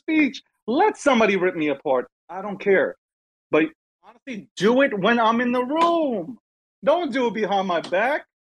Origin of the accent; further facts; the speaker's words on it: New York City, New York, United States; I'm from Brooklyn. I'm from New York. I'm a New Yorker